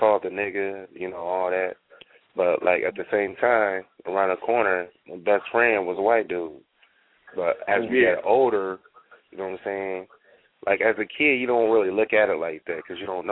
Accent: Des Moines, Iowa, United States; moved away; also born or lived in Minneapolis; being in Iowa and growing up in Iowa is completely different

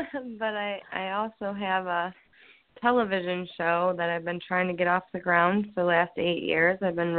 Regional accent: Lorain, Ohio, United States; also born or lived in Elyria, Ohio; my hometown, which is Lorain, Ohio

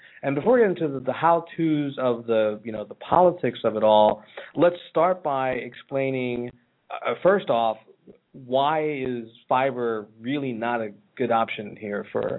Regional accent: Johnstown, Pennsylvania, United States; moved away; also born or lived in Philadelphia, Pennsylvania; I'm actually from this part of the world. I was born in Philly, but I spent time in small town America at its finest, this little place in the western part of Pennsylvania called Johnstown. It's in Cambria County in western Pennsylvania.

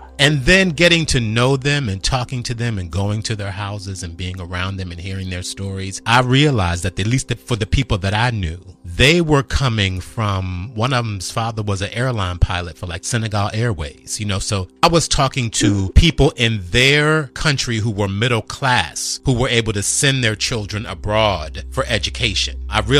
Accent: Washington, District of Columbia, United States; I was born in Washington, D.C. I grew up there. I see the monument all the time.

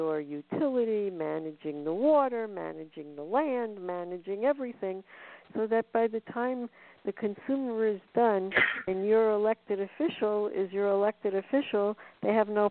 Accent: United States; I'm an American

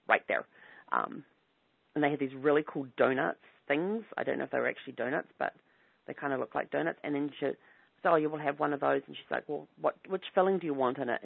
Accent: New Zealand; growing up in New Zealand

